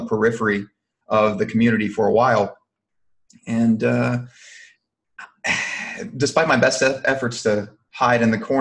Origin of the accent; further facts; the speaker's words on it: Louisiana, United States; accent: not so thick Cajun; moved away as an adult; also born or lived in Alabama; now in Texas, United States; I'm originally from Louisiana. I'm not sure if people can pick up on my not so thick Cajun accent, but I am from down there